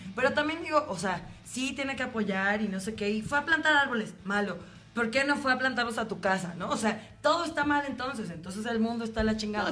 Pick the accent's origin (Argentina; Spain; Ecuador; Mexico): Mexico; como mexicanos